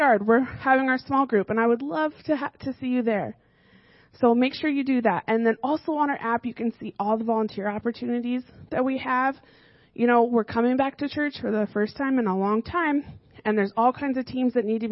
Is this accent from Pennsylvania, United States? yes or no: no; Arizona, United States; now in Fairfield, United States; So I grew up in Arizona